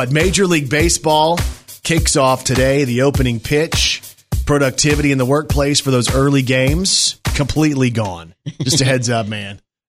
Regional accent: Plano, Texas, United States; now in Arkansas, United States; So for me, I'm a Texas Rangers fan because I grew up in the Dallas-Fort Worth Metroplex in Plano.

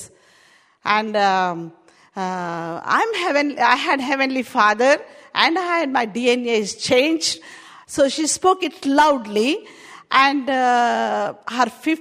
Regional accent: India; accent: Indian; English is a second language; now in United Kingdom; My Indian accent.

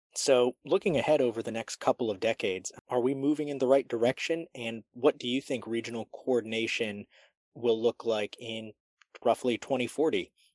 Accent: D.C., District of Columbia, United States; now in Charlotte, United States; I grew up outside Washington, D.C.

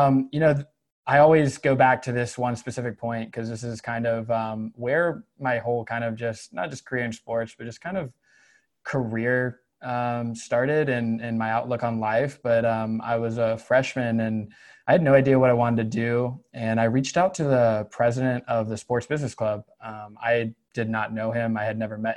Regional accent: Concord, North Carolina, United States; also born or lived in Winston-Salem, North Carolina / Chapel Hill, North Carolina; I am originally from North Carolina, was born in Winston-Salem, grew up in the Concord area near Charlotte

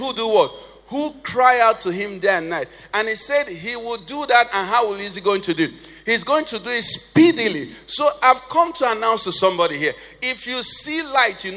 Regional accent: Nnewi, Anambra, Nigeria; I'm from Nnewi. We like money. I think Nnewi has the richest people per square meter in the whole of Nigeria

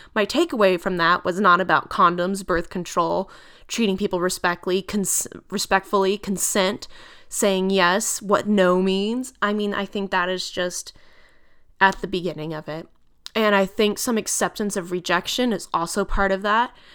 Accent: United States; we are their employers as American citizens

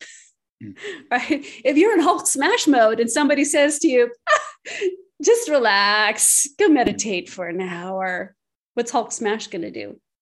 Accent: Canada; I'm Canadian

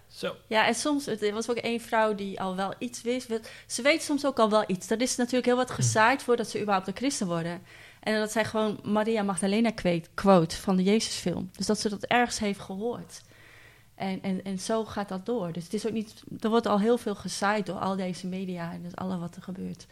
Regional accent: Netherlands; wij als Nederlanders

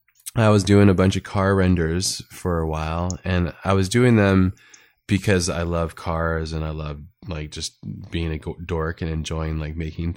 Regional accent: California, United States; And I grew up in Southern California, and in Southern California, it's like really close and attached to like action sports.

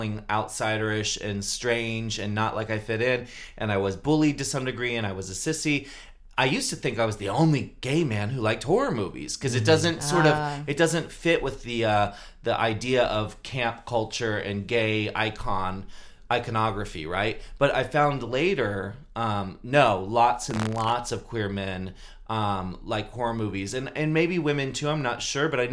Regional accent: Maryland, United States; now in San Francisco, United States; I grew up in Maryland

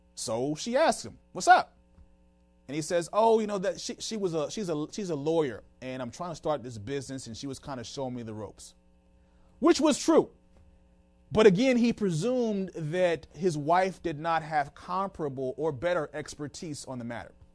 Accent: Washington, District of Columbia, United States; moved away as an adult; also born or lived in Tucson, Arizona; we just moved back to the Washington, D C area. This is my hometown.

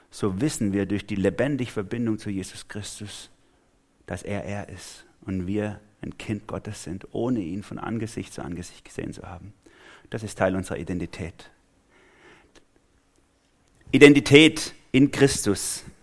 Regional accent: Swabia, Germany; Also ich bin Schwabe, falls ihr es noch nicht gemerkt habt.

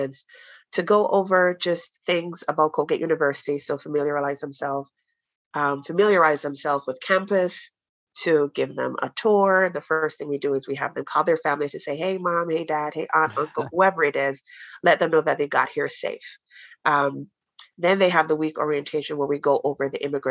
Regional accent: Jamaica; now in United States; I'm from Jamaica and we have a couple of Jamaican students here. It does not snow where we're from

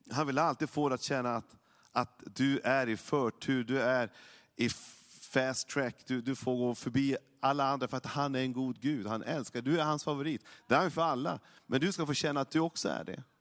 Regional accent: Norrland, Sweden; Jag är ju norrlänning, jag, jag har ju en, jag har mina gener från min pappa väldigt mycket.

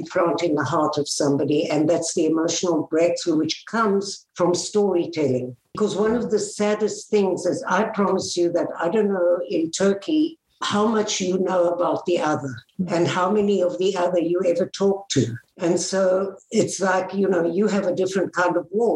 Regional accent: South Africa; moved away; I grew up in South Africa. I was born there.

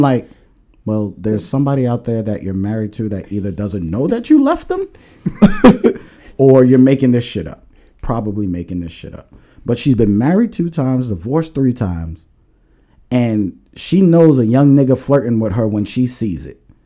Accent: New York, United States; also born or lived in Long Island; now in New Jersey, United States; I'm from New York

